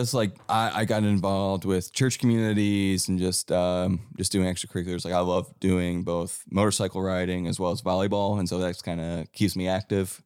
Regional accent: Cleveland, Ohio, United States; now in Nashville, United States; how I was brought up in Cleveland

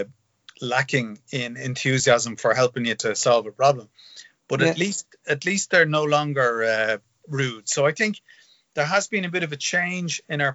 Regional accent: Dublin, Leinster, Ireland; I grew up in Finglas.

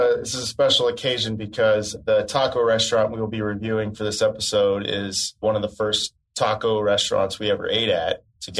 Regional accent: Kansas City, Missouri, United States; my hometown, Kansas City

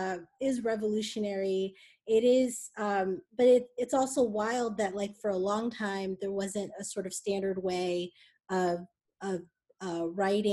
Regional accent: New Jersey, United States; so I grew up in New Jersey, and in a lot of ways sort of isolated from Haitian culture.

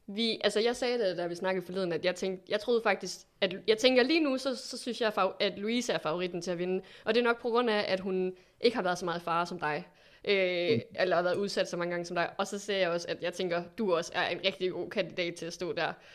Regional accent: Aalborg, North Denmark Region, Denmark; sidder jo i Aalborg, og jeg er fra Aalborg

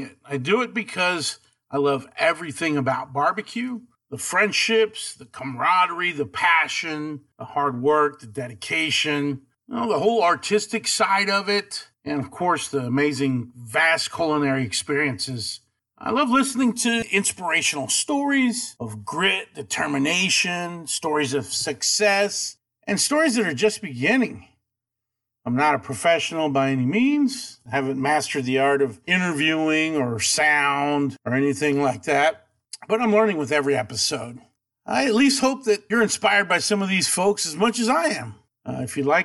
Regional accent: Abilene, Texas, United States; I am from Abilene, Texas. And I went to high school and everything there

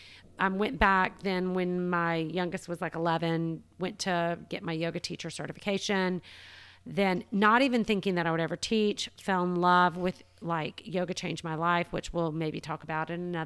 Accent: Savannah, Georgia, United States; also born or lived in Florida / Atlanta; I was born in Florida, kind of moved up the coast, ended up in Savannah at six, lived there until I was about 26 and moved to Atlanta

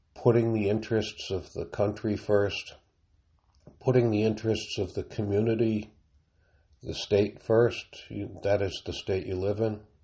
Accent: United States; speaking as an American

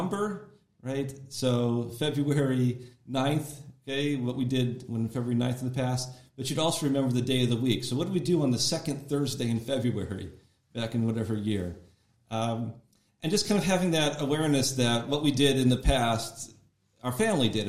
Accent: Buffalo, New York, United States; now in Orlando, United States; I'm originally from Buffalo, New York

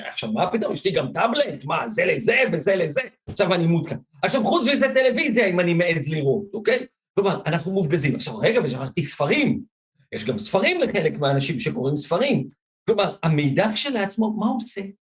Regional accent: Ashdod, Southern District, Israel; now in Givatayim, Israel; גדלתי באשדוד

